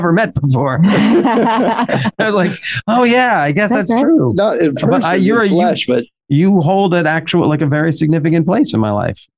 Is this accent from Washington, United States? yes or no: yes; Olympia, Washington, United States; now in Los Angeles, United States; I am Washington, I'm from Washington, originally from Olympia, Washington